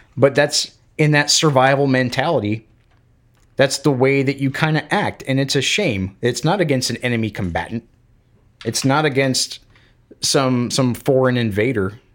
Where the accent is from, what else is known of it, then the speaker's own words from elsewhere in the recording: Florida, United States; moved away as an adult; also born or lived in Alabama / Georgia; now in Kentucky, United States; growing up in the South. In, in Florida, I've lived in Alabama and Georgia and now Kentucky